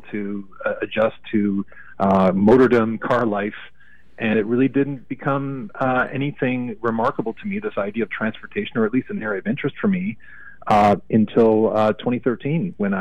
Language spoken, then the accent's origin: English; Toronto, Ontario, Canada; I grew up in Toronto, so Canadian, of course